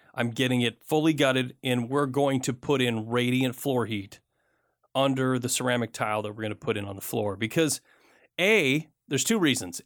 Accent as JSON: {"language": "English", "region": "Michigan", "country": "United States", "tie": "born or raised there", "said": "I grew up in Michigan"}